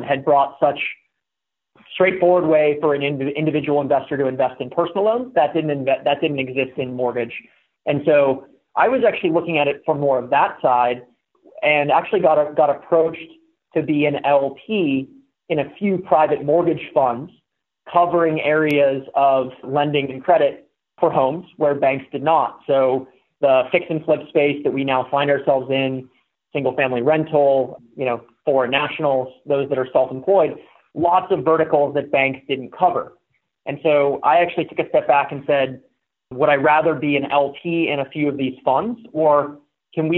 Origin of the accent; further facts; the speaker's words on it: Pittsburgh, Pennsylvania, United States; moved away as an adult; I moved out west from Pittsburgh, where I grew up and went to school in 2007